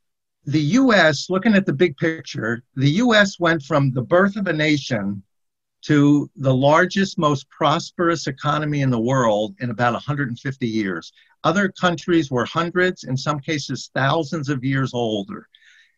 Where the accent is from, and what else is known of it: United States